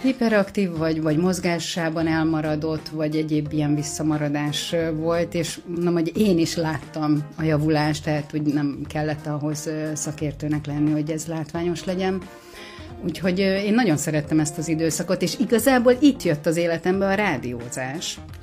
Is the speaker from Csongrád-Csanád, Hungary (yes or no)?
no; Érd, Pest, Hungary; érdi vagyok